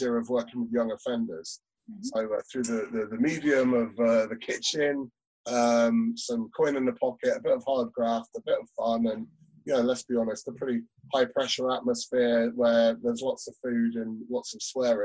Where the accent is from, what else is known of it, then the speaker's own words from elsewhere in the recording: Peterborough, East of England, United Kingdom; also born or lived in Dublin; now in Scottish Borders, United Kingdom; I'm from the east of England. So I'm from Peterborough, down in Cambridgeshire.